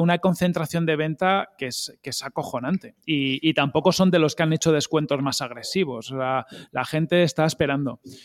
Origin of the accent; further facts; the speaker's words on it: Galicia, Spain; mi tierra, por Galicia